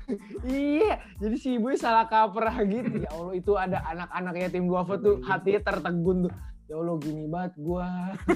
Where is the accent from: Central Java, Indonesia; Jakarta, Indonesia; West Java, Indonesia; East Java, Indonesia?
West Java, Indonesia; Indramayu; Betawi kecuali gue orang Indramayu nah biasanya orang Indramayu semua tuh asli